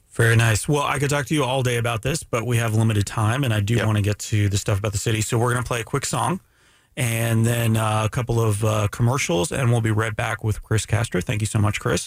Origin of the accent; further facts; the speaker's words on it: Canada; I'm Canadian